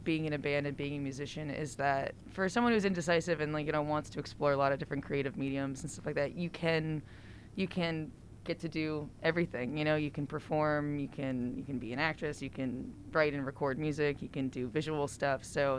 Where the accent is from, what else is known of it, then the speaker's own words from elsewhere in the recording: Massachusetts, United States; I grew up in New England